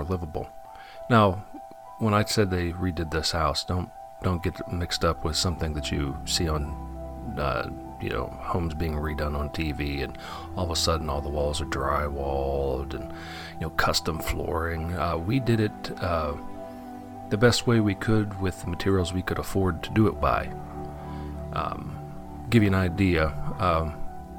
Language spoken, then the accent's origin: English; Western Pennsylvania, United States; I grew up in Western Pennsylvania, a very old part of our settled country